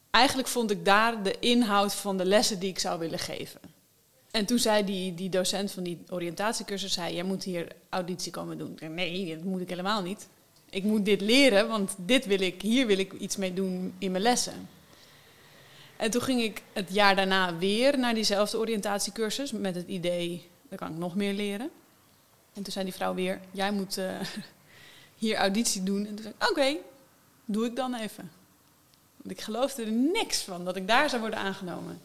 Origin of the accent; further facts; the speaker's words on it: Alkmaar, North Holland, Netherlands; moved away; also born or lived in Amsterdam / Wageningen; Mijn leven begon in Alkmaar in het ziekenhuis.